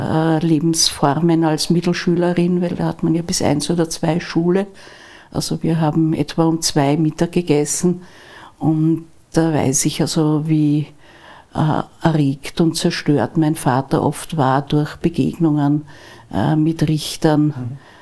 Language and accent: German; Vienna, Austria; Wir sind ja aus Wien alle